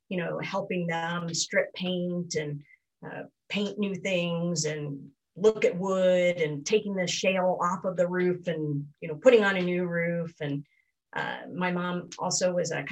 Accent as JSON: {"language": "English", "town": "Akron", "region": "Ohio", "country": "United States", "tie": "born or raised there", "said": "I grew up in Northeastern Ohio, in Akron, Ohio, the rubber capital of the world"}